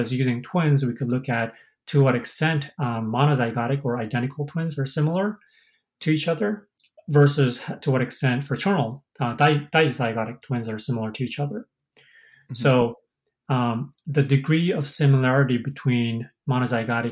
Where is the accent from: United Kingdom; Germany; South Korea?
South Korea; moved away as an adult; I'm originally from Korea, and I didn't know when whether I'm going to be stay here or go to Korea